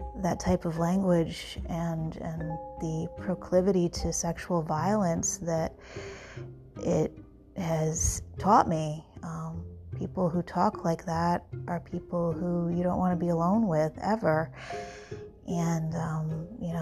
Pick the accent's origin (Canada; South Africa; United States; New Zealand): United States; New York; I'm from New York